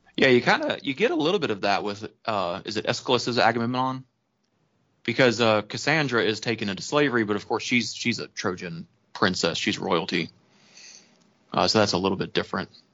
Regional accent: the South, United States; being a Southerner

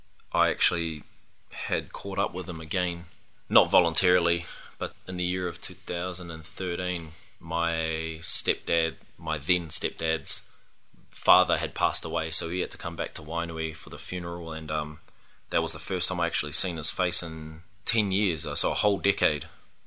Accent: Australia; Well, actually, when I was growing up in Aussie, a lot of my sports surrounded rugby or rugby league.

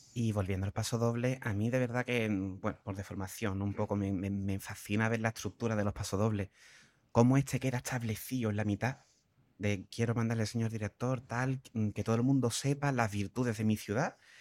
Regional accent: Cádiz, Andalusia, Spain; me haya criado en Cádiz

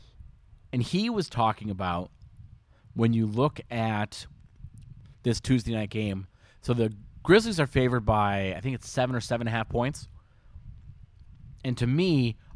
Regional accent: Minnesota, United States; as a Minnesotan

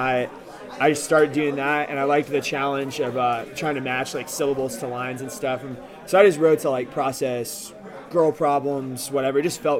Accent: Ashburn, Virginia, United States; I'm from Ashburn, Virginia. I lived there since I was in sixth grade. It's like as suburbs gets in America.

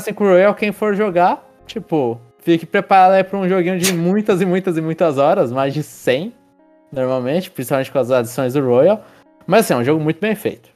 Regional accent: Brazil; eu sou brasileiro

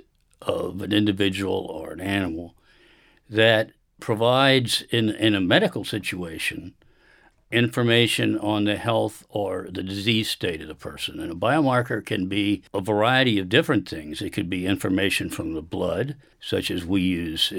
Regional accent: Richmond, Virginia, United States; I grew up in Richmond, Virginia

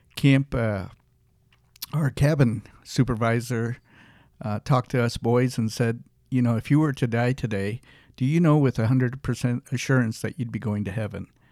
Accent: Peoria, Illinois, United States; also born or lived in Nairobi, Kenya; I lived in Kenya for the first eight years of my life. And my parents were in education. My dad was a professor, and my mom was a principal. They moved to uh, Illinois, Peoria, Illinois. And uh, so most of my life was actually in Illinois

